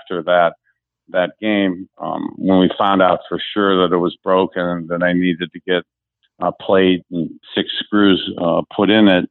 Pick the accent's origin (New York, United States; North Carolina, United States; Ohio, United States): Ohio, United States; Youngstown; growing up in Youngstown, Ohio, especially in the 70s